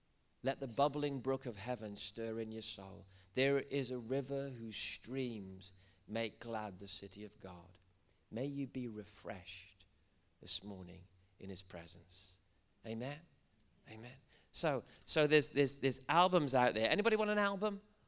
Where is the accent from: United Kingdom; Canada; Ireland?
United Kingdom; Wales; I'm a Welshman, really. I should talk like this.